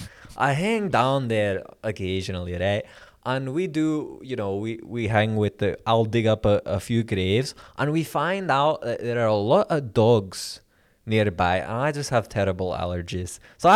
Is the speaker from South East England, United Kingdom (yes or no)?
no; Scotland, United Kingdom; even though I come from Scotland, I have a great appreciation for those heroes in America.